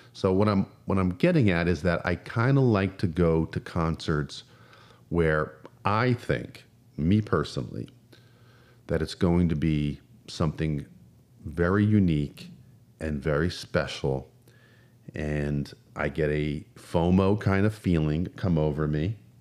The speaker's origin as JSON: {"language": "English", "region": "New Jersey", "country": "United States", "moved": "as an adult", "said": "I'm from New Jersey"}